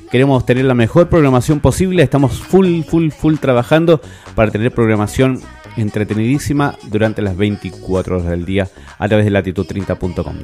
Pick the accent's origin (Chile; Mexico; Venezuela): Chile; somos los, los chilenos